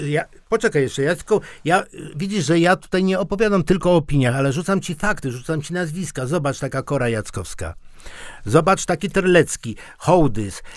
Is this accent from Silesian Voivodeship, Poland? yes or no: yes; Silesian Voivodeship, Poland; A u nas na Śląsku